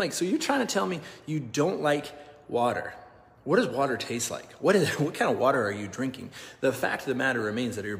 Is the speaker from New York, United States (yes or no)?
no; Nebraska, United States; I grew up in Nebraska